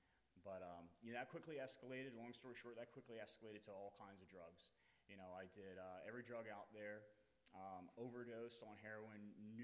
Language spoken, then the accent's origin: English; Cherry Hill, New Jersey, United States; now in New Hampshire, United States; I'm from Cherry Hill, New Jersey. I'm 38 years old.